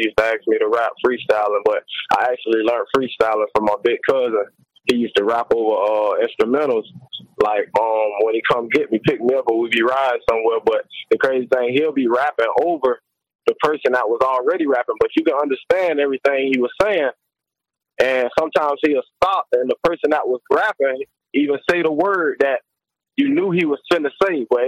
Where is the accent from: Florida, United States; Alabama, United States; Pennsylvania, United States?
Florida, United States; Clearwater; I'm actually from Clearwater, Florida, but you know, I say the Tampa Bay area because I represent all of it